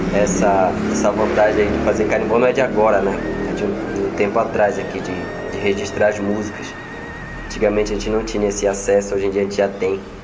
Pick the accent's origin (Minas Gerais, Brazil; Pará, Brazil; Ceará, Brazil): Pará, Brazil; Belém; Sou cria aqui do Espaço Cultural. Eu cresci aqui escutando carimbó